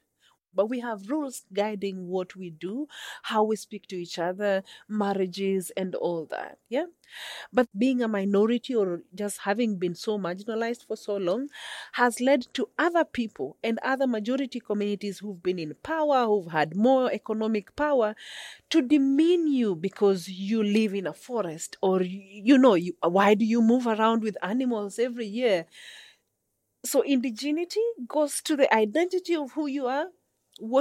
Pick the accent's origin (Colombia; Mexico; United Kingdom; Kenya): Kenya; I am a Senguer indigenous woman from Kenya, Cherangani, to be specific